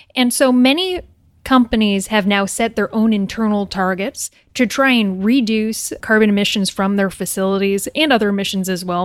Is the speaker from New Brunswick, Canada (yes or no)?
yes; New Brunswick, Canada; moved away as an adult; I'm Canadian. I'm from New Brunswick, Canada.